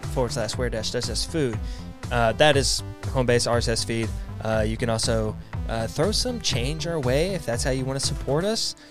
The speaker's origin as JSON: {"language": "English", "region": "East Texas", "country": "United States", "tie": "born or raised there", "said": "I grew up in Texas and we're right next to, I grew up in the part that's, like, right next to Louisiana, too"}